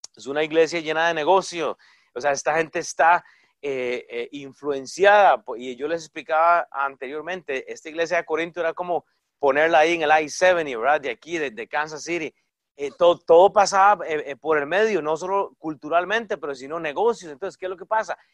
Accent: Costa Rica; moved away; yo soy de Costa Rica

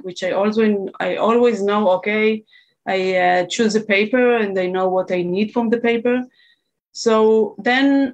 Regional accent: Israel; I'm from Israel

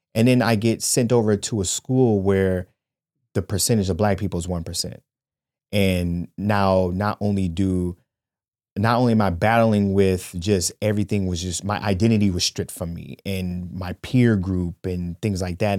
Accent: Shaker Heights, Ohio, United States; I grew up in Shaker Heights, Ohio, and I went to school with these people from kindergarten all the way until Well, I finished the tenth grade

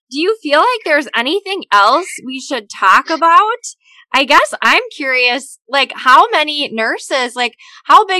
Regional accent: Minnesota, United States; the state of Minnesota, my home state

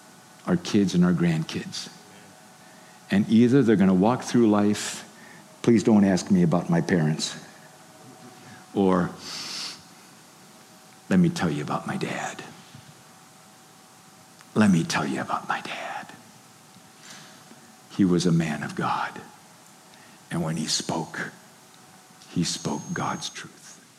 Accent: Haiti; I grew up in Haiti, I told you. My father was a builder.

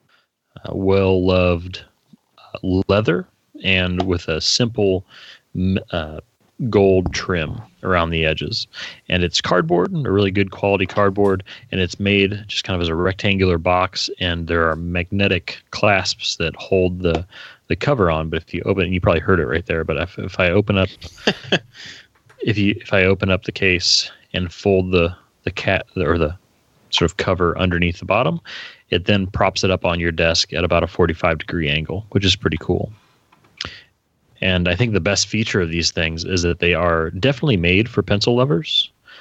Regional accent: Indianapolis, Indiana, United States; Indianapolis because that's where I was born

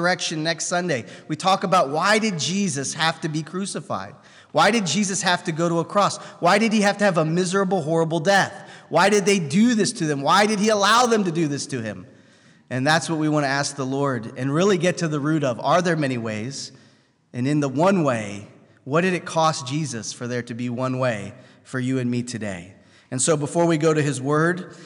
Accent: United States; I was born in the United States

